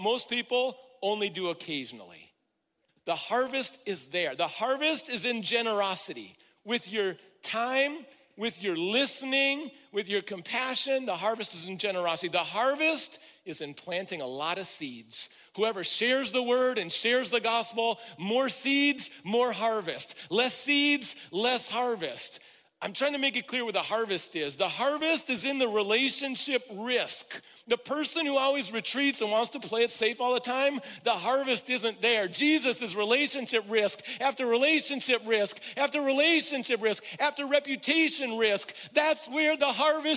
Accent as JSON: {"language": "English", "region": "Midwest", "country": "United States", "said": "I'm from the Midwest where there's a strong work ethic"}